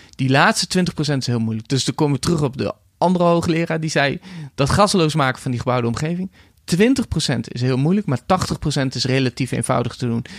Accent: Netherlands; als bevolking, als Nederlanders.

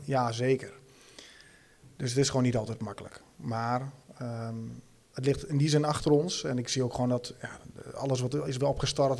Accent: Rijssen, Overijssel, Netherlands; ik kom zo uit Rijs, ik merk het in Rijs heel sterk. Ik, en ik denk dat, dat dat ook wel in ons DNA zit als, als Twentenaren

